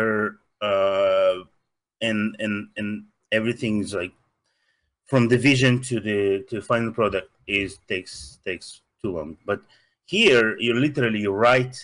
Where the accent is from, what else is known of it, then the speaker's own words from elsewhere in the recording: Russia; accent: Russian; English is a second language; now in Los Angeles, United States; Russian. I'm from Soviet Union